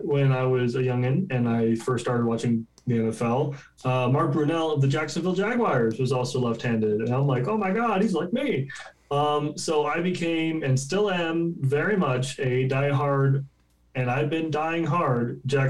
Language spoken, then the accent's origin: English; Canada